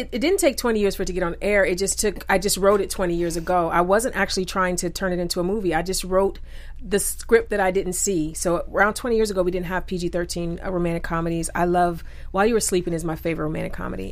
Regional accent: Cleveland, Ohio, United States; Cleveland, Ohio, which is my hometown

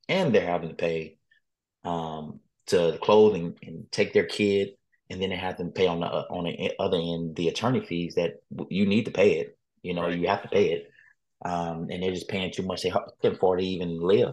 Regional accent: Texas, United States; I am from Texas

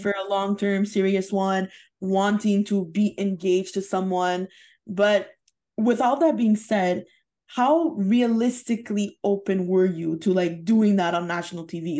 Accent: Canada; we're Canadian

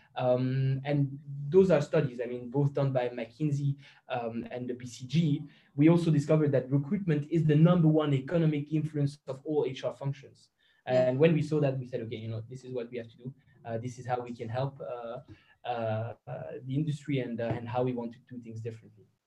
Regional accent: Belgium; now in Luxembourg; I'm a, a Belgian citizen

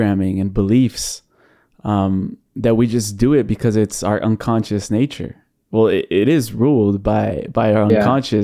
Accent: United States; moved away; I grew up watching Disney Channel, growing up in the United States. I was living there for 16 years

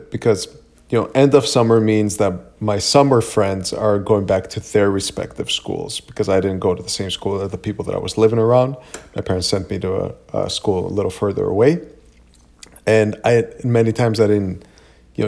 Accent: Greece; moved away; I grew up in Greece, and in Greece, school starts on September 11th, always.

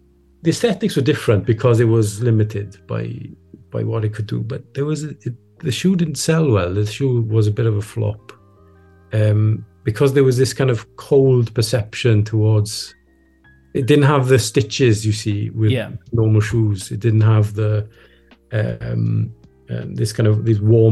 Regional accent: Wales, United Kingdom; we as Welsh people

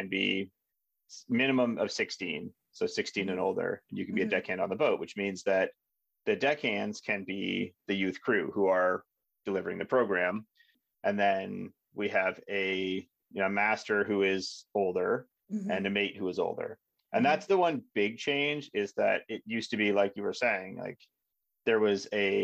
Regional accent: Railton, Ontario, Canada; I'm from Railton. Railton, Ontario, Canada

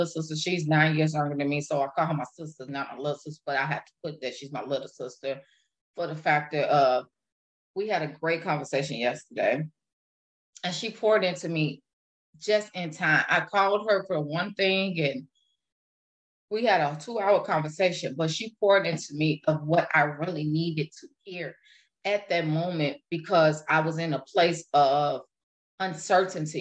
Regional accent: Illinois, United States; now in Wisconsin, United States; I live in Wisconsin right now. I am originally from Illinois

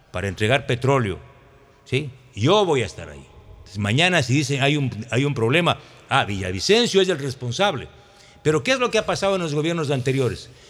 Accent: Santa Elena, Ecuador; Yo vengo de Santa Elena, y la queja de los ciudadanos, de los transportistas, incluso de los alcaldes, es terrible

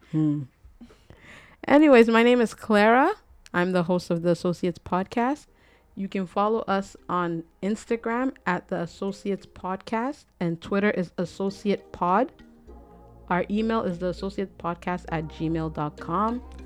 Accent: Ghana; I'm Ghanaian

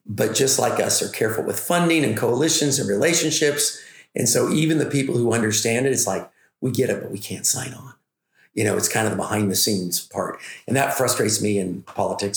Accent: Oroville, California, United States; we're from Butte County, California. I actually ranch. Hometown is Oroville

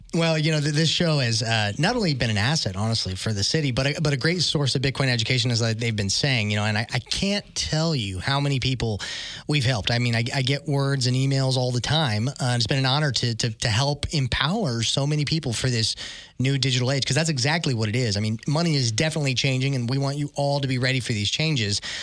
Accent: Tulsa, Oklahoma, United States; we live here in Tulsa, we're from Tulsa

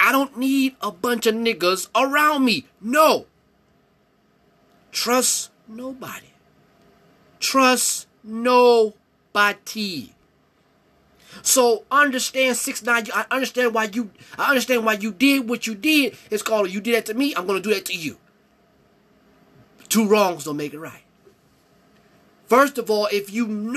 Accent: Cleveland, Ohio, United States; I'm from Ohio. I'm from Cleveland

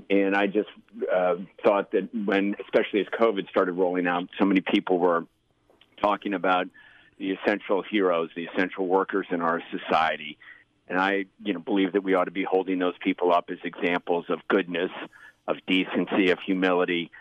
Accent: Maryland, United States; I was born in Maryland and raised in Maryland, you know, just 20 minutes outside of downtown D.C.

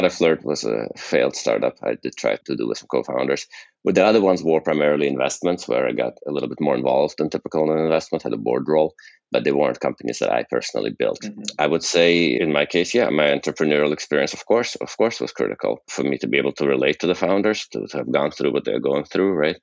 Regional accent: Houston, Texas, United States; also born or lived in Moscow, Russia; now in Boston, United States; I'm from Moscow, Russia, and I came over to the United States with my parents as refugees in 1979. Grew up in Houston

